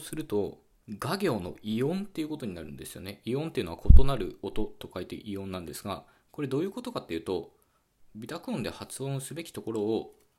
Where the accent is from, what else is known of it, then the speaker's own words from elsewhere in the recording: western Japan, Japan; 僕自身もですね、西日本出身だもんですから